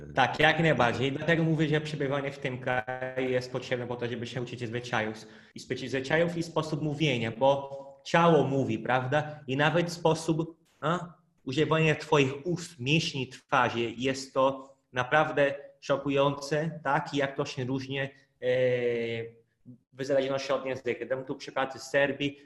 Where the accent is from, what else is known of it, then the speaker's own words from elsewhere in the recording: North Region, Brazil; first language Portuguese; Polish is a second language; moved away as an adult; now in Poland; ja pochodzę z północy